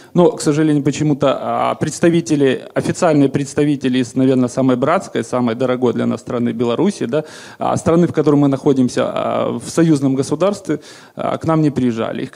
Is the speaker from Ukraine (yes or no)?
yes; Crimea, Ukraine; мы, белорусы, четвертый по величине этнос